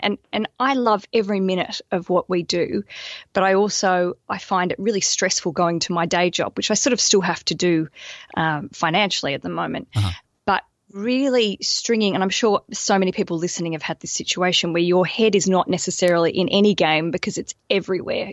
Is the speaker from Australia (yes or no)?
yes; Australia; moved away as an adult; now in London, United Kingdom; I'm an Australian, and I moved to London about five years ago with my husband